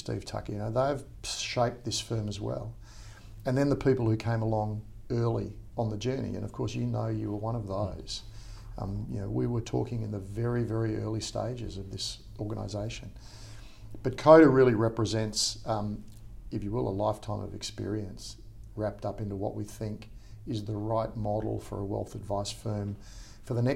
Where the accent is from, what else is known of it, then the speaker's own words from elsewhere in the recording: Perth, Western Australia, Australia; moved away as an adult; also born or lived in Sydney; I'm from Perth originally